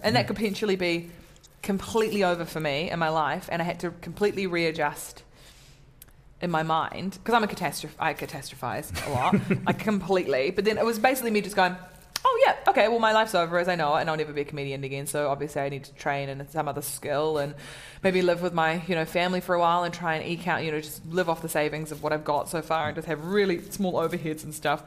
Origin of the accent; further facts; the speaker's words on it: New Zealand; also born or lived in Samoa; I'm from New Zealand.